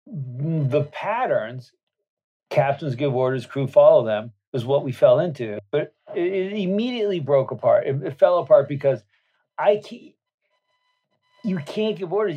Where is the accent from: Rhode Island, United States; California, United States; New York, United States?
California, United States; Berkeley; I was born in Berkeley, California a hotbed of radicalisms